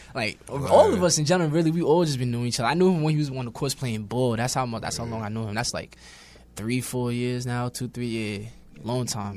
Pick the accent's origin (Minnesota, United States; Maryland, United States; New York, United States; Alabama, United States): New York, United States; New York City; also born or lived in Brooklyn; I'm born in Brooklyn, raised in Queens